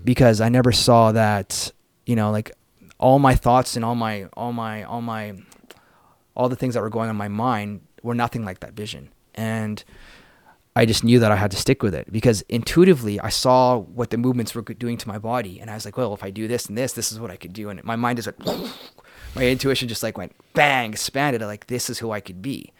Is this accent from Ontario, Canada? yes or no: no; Vancouver, British Columbia, Canada; also born or lived in Prince George; I grew up in the city of Vancouver